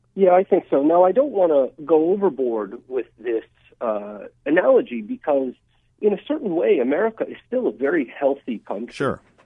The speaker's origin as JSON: {"language": "English", "town": "Atlanta", "region": "Georgia", "country": "United States", "tie": "born or raised there", "also_born_or_lived": "Russia", "lives_now": "Washington, D.C., United States", "said": "I immigrated here from Russia when I was just a kid. I grew up in Atlanta"}